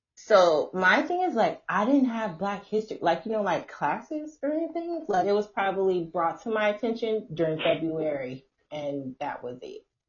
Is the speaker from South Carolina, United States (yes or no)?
no; Chicago, Illinois, United States; moved away as an adult; I am also from Chicago, Illinois